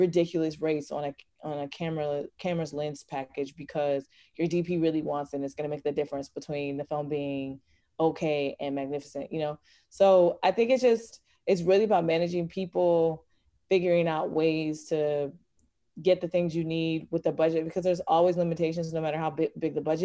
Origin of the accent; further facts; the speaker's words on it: Virginia, United States; I'm from Virginia